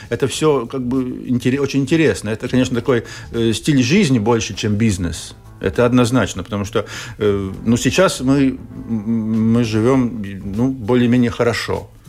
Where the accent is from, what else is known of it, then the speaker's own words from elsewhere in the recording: Riga, Latvia; в город приезжают к бабушке которая тоже вот живет там, где я вырос, в Старой Риге, здесь на берегу Даугавы.